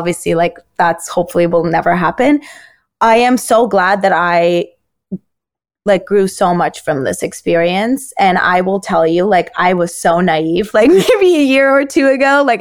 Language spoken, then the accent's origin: English; Turkey; moved away; I grew up in Turkey.